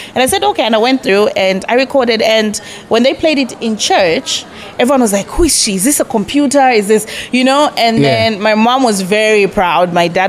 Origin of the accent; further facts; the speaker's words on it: Lusaka, Lusaka Province, Zambia; born and bred in Lusaka. Makeni, to be specific.